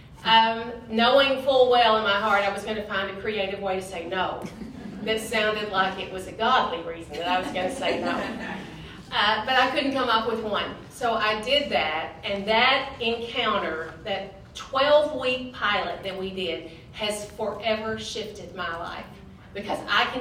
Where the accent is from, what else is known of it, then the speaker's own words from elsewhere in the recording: Lake City, Arkansas, United States; I grew up in Lake City, where there is no lake and it is in the city, and lived there my whole life.